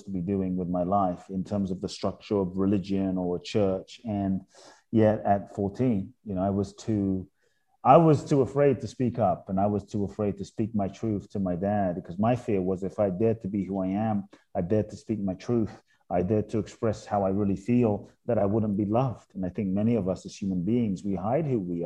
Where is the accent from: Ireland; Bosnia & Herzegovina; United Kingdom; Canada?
United Kingdom; London; moved away as an adult; also born or lived in Ghana; now in United States; I was born in Ghana, West Africa. My father's from Ghana. My mother's Japanese. I grew up in London, now live in the US for over 20 years